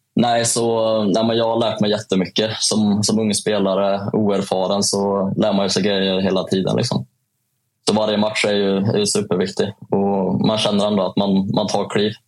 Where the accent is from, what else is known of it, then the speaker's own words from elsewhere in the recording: Säffle, Värmland, Sweden; accent: Värmland dialect; moved away; en liten kille som kommer från Säffle